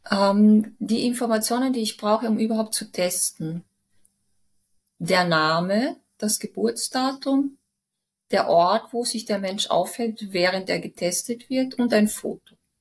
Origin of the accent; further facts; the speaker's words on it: Villach, Carinthia, Austria; moved away as an adult; also born or lived in Cologne, Germany; now in Vienna, Austria; Bin aus Villach weggezogen, also von meinen Eltern weggezogen mit 19